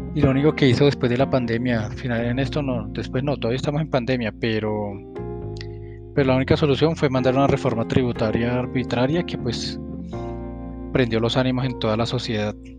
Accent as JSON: {"language": "Spanish", "country": "Colombia", "said": "como colombiano"}